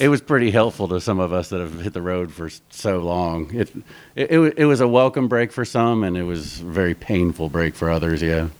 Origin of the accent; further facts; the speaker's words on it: Northern Virginia, United States; moved away as an adult; now in Nashville, United States; I'm from Northern Virginia